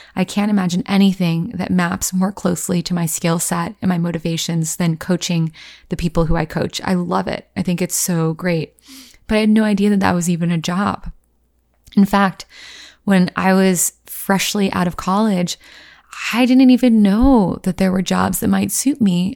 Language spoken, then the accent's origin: English; Virginia, United States; moved away as an adult; also born or lived in Los Angeles / New York; I grew up in Virginia